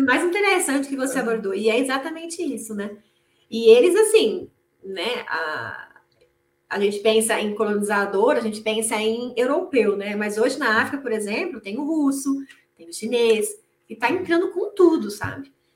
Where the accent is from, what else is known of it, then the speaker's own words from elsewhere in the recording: interior of São Paulo, Brazil; moved away as an adult; also born or lived in Angola; eu sou do interior de São Paulo